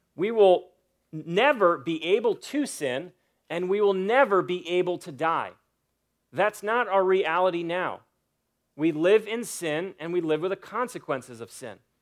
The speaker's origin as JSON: {"language": "English", "country": "United States", "said": "I'm an American citizen"}